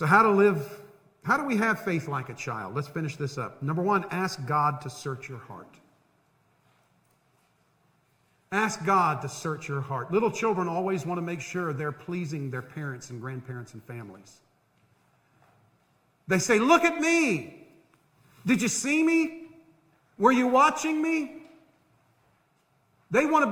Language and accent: English; Central Florida, United States; growing up in Central Florida